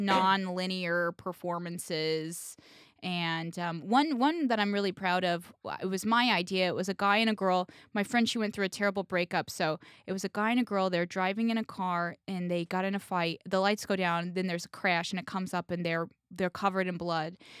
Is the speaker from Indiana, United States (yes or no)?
yes; Indianapolis, Indiana, United States; now in New York, United States; I'm from Indiana, I'm from Indianapolis, which is a sizable city.